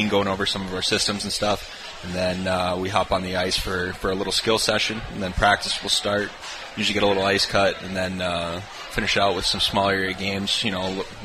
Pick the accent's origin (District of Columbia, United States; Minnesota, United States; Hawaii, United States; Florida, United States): Minnesota, United States; moved away as an adult; now in Kansas City, United States; I'm from Minnesota